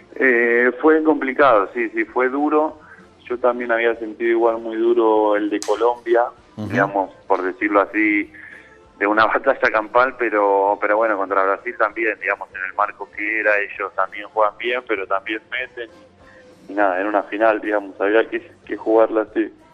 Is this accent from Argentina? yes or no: yes; Presidencia Roque Sáenz Peña, Chaco, Argentina; moved away as an adult; now in Seville, Spain; Yo nací en Sáenz Peña, sí, soy de Sáenz Peña